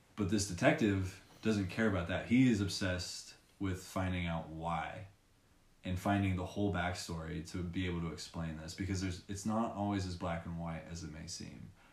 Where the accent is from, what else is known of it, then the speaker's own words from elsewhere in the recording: Long Beach, California, United States; I'm from Long Beach